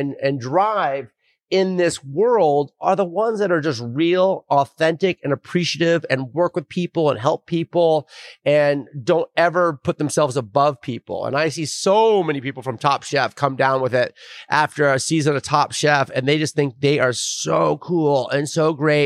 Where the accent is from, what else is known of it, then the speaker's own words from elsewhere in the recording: Bend, Oregon, United States; now in San Diego, United States; I'm returning home. I grew up in Bend, Oregon. I'm down here in San Diego.